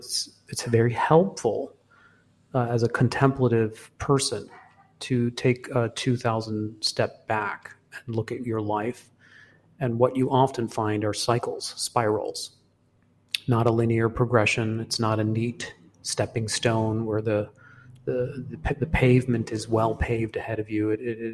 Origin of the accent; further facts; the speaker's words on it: Hong Kong; also born or lived in Singapore; because I was born in Singapore and I was raised in Hong Kong. So the first 18 years of my life I spent in Asia.